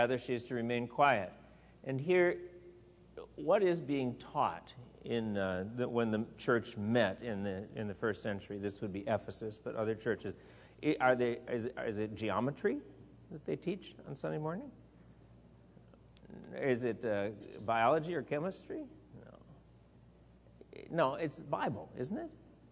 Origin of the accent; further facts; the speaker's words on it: Wisconsin, United States; in the church I was growing up in Wisconsin